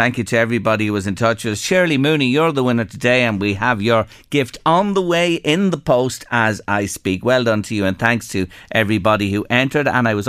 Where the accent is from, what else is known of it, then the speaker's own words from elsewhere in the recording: Kentstown, County Meath, Ireland; now in Toronto, Canada; I'm from Kentstown in County Meath and I live in Canada.